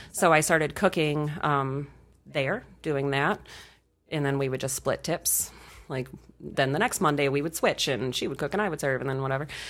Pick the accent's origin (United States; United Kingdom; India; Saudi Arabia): United States; rural Michigan; I moved back to my hometown, um, when I was eighteen